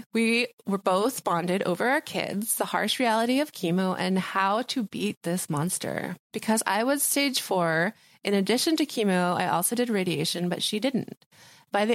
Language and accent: English; Guatemala; I am from Guatemala.